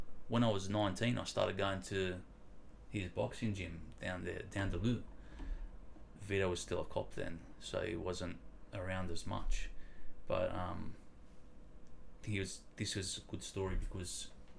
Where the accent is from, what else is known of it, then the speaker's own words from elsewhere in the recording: Wollongong, New South Wales, Australia; moved away as an adult; now in Geelong, Australia; 86, I was born in Wollongong. So I was there for 27 years before I moved here to Geelong.